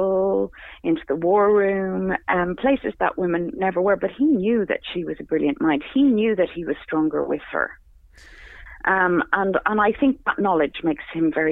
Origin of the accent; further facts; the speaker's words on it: Ireland; I'm Irish